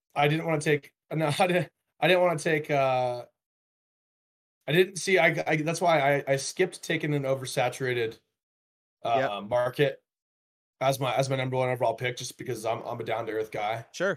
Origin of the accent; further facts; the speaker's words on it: Denver, Colorado, United States; you took my hometown